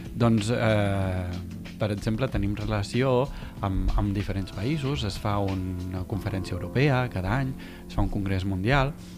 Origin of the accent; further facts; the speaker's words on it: Tarragona, Catalonia, Spain; de Catalunya, de Tarragona